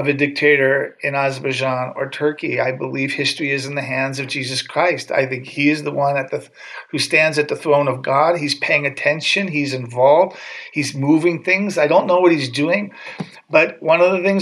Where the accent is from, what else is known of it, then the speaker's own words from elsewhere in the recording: United States; moved away as an adult; now in Armenia; as an American living here, I'm an Armenian citizen as well